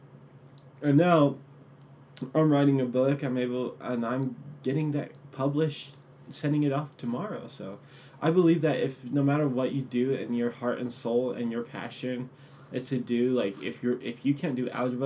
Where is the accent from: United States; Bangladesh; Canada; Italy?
United States; first language English; I was born here in America. Therefore, my native language is English